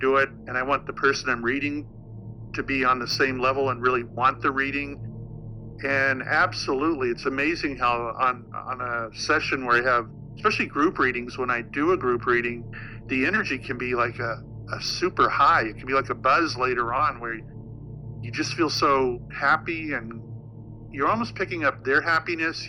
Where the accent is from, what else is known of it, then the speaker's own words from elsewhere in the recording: Florida, United States; moved away as an adult; also born or lived in Salem, Massachusetts / Boston; when I moved from Boston back home to the Florida area, you know, where I grew up